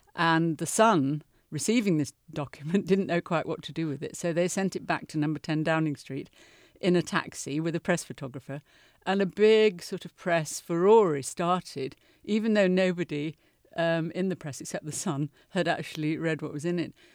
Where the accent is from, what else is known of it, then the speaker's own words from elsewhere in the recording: United Kingdom; my country